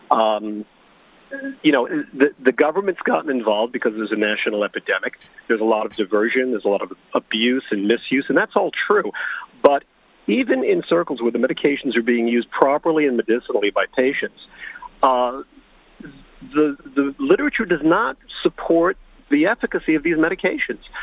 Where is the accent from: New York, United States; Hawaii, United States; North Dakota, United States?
New York, United States; New York City; now in Long Island, United States; I'm actually from New York City.